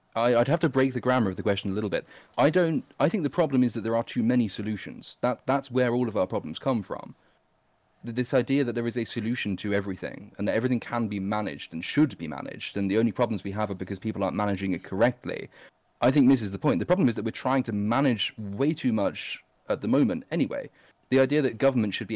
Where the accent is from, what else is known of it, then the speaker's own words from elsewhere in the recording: England, United Kingdom; I'm English